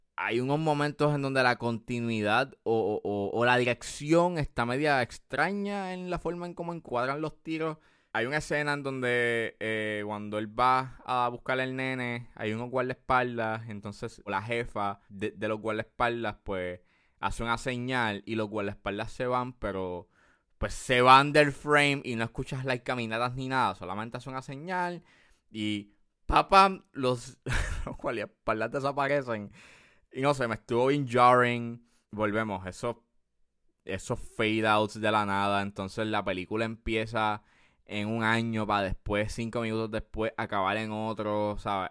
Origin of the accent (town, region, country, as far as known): Puerto Rico